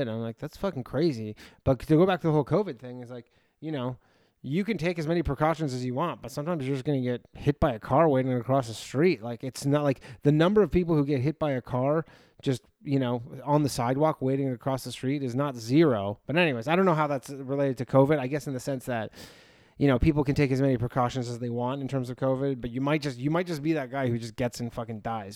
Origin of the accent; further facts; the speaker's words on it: near Toronto, Ontario, Canada; moved away as an adult; now in New York, United States; I'm not originally from there, but I'm from close to there. Uh, but I lived there for ten years before I moved to New York.